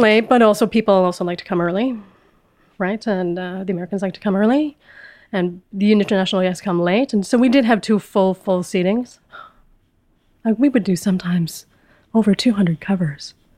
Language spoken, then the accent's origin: English; Winnipeg, Manitoba, Canada; moved away as an adult; also born or lived in Vancouver; I grew up in Winnipeg, which is a small, small city in the middle of Canada.